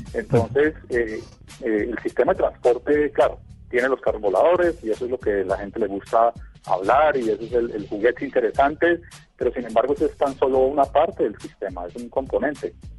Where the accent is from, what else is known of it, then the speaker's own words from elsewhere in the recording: Colombia; yo soy colombiano